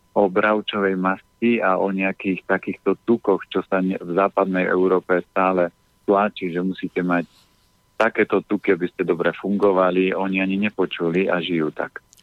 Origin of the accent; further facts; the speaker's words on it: Orava, Žilina Region, Slovakia; ja som z Oravy, my sme mali prasiatko